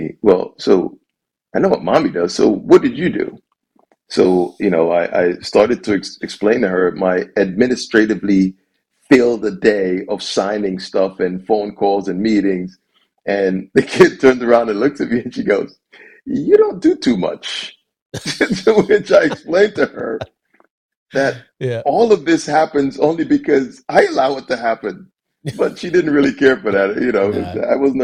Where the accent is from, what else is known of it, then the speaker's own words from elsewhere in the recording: New York City, New York, United States; moved away as an adult; also born or lived in Jamaica / Baltimore, Maryland; now in Detroit, United States; I grew up in Brooklyn. I love the city.